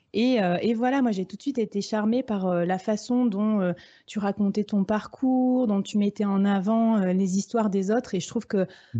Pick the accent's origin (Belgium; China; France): France; chez nous en France